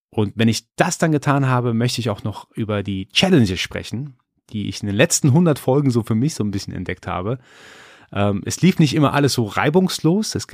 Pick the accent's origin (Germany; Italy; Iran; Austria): Iran; born there; als gebürtiger Iraner, als gebürtiger Perser, ist das Schamgefühl, das kriegt man so irgendwie rein verpflanzt von seiner Kultur.